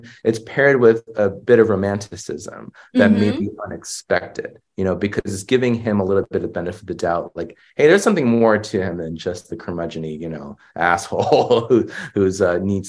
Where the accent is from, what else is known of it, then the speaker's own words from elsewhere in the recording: United States; but it's been very frustrating for, say, second generation, you know, Asian Americans like myself